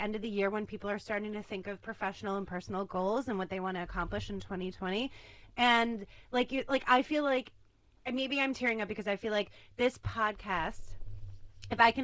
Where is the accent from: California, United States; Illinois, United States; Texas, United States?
Illinois, United States; Chicago; I'm from Chicago